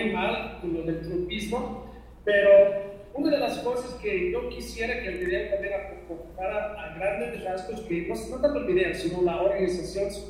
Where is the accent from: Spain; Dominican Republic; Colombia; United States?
United States; New York; moved away as an adult; now in Mexico; cuando yo era, bueno, como un niño, eh, hijo de judíos en Nueva York